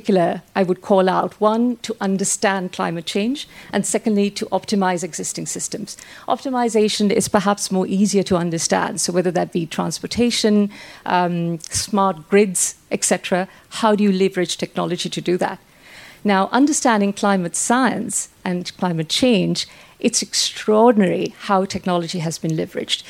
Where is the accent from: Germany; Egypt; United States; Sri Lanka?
Sri Lanka; now in England; I'm from Sri Lanka.